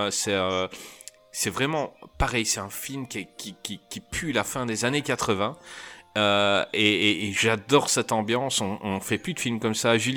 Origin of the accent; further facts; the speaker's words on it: Marseille, Provence-Alpes-Côte d'Azur, France; je suis marseillaise.